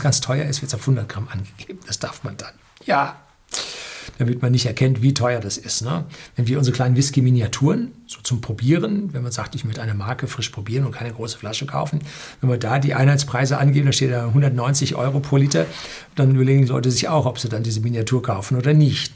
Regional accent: Germany; wir in Deutschland

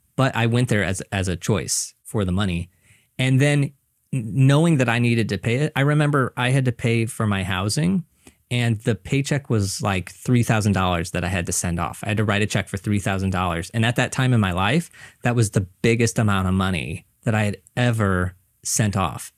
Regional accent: Missouri, United States; moved away as an adult; now in New York, United States; I'm originally from Missouri, so I moved here

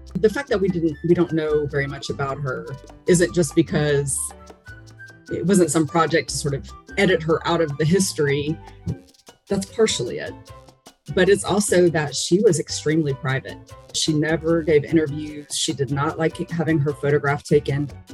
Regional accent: United States; me being an American woman

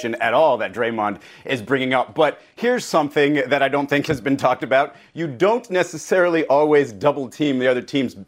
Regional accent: New York City, New York, United States; I was born in Manhattan, New York

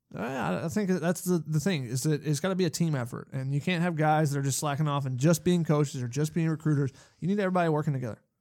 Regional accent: Georgia, United States; growing up in Georgia, watching the Georgia program

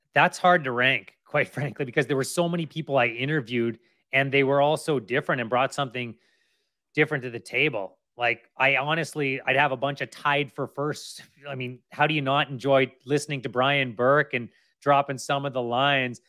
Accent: Kamloops, British Columbia, Canada; also born or lived in Lower Mainland, British Columbia; now in North Shore, Canada; I grew up in Kamloops. I've been in the Lower Mainland for, oh, geez, I don't even wanna count the years now. Thirty years, basically.

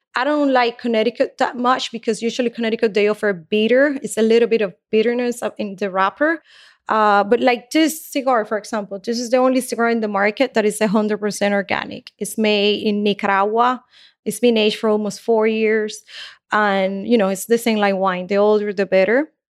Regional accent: Havana, Cuba; now in Miami, United States; I was born in Cuba, in Havana

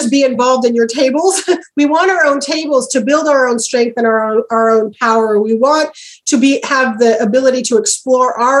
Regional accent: Oregon, United States; I'm from Oregon.

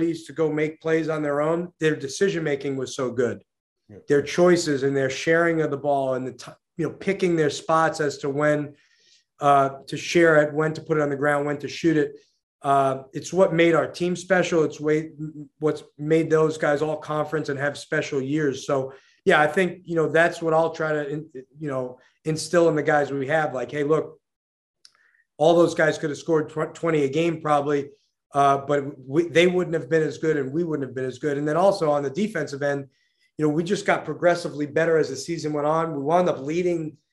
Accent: New York City, New York, United States; Growing up in New York City, following college basketball, playing college basketball

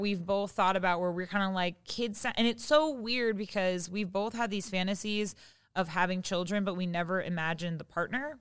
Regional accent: Seattle, Washington, United States; now in Los Angeles, United States; I'm from Seattle and I live

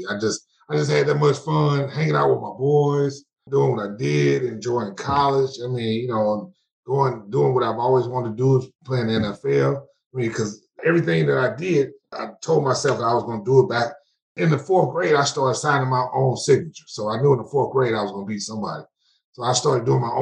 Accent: East St. Louis, Illinois, United States; I'm from East St. Louis, which is literally like 2 minutes from St. Louis

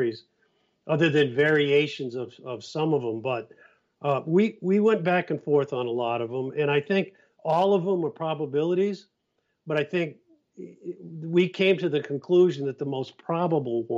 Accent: Cape Cod, Massachusetts, United States; I'm from Cape Cod

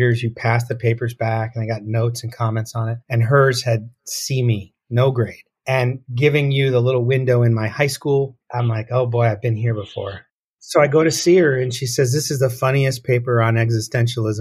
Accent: Tucson, Arizona, United States; I grew up in Tucson

